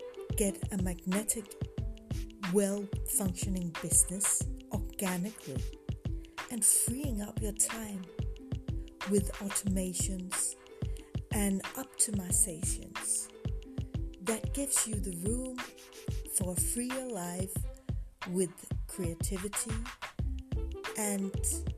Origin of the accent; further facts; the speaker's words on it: Denmark; I'm from Denmark.